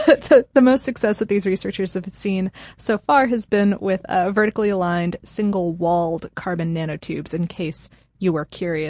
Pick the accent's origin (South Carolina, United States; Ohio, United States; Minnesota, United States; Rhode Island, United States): Ohio, United States; Akron; born there; I was born in Akron, so I needed to point it out.